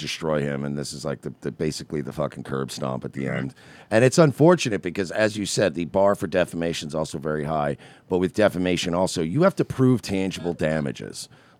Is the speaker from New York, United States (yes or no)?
yes; Long Island, New York, United States; I grew up in New York. I was in New York when 9/11, not in the city, but I lived on Long Island.